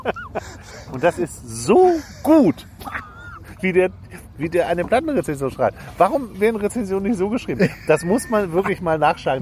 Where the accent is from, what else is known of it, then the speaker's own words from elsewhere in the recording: Hamburg, Germany; moved away; wir sind ja beide Hamburger, wir leben auf dem Land inzwischen beide